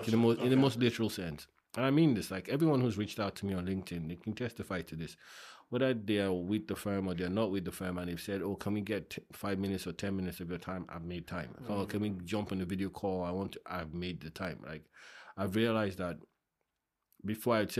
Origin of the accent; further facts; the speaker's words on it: Ikorodu, Lagos, Nigeria; now in United Kingdom; I grew up in Ikorodu